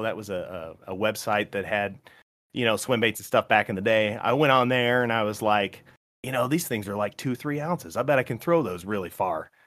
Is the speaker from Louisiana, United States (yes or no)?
no; Morton, Illinois, United States; now in Indiana, United States; there was a pond down the street from my house called Birchwood Park Pond in Morton, Illinois, small town